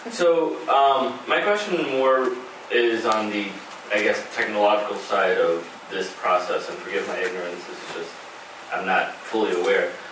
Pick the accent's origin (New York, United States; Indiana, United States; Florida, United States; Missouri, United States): New York, United States; I'm a New Yorker, right?